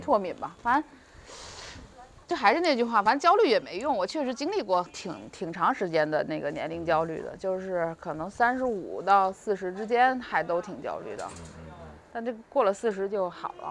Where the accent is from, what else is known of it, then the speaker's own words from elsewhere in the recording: China; also born or lived in Beijing; 我们就是中国人